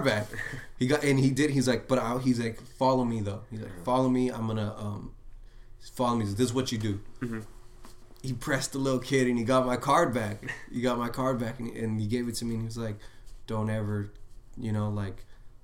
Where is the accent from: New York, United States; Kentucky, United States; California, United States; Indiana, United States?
California, United States; Los Angeles; also born or lived in Lynwood, California; I grew up everywhere in Los Angeles. Like, I was always moving around